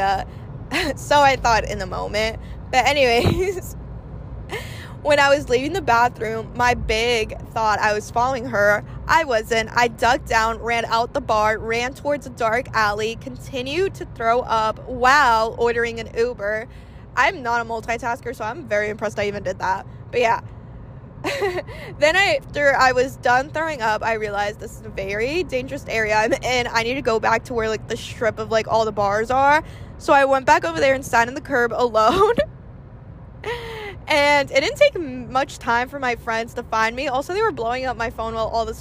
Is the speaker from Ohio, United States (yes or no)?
no; Florida, United States; I've been born and raised here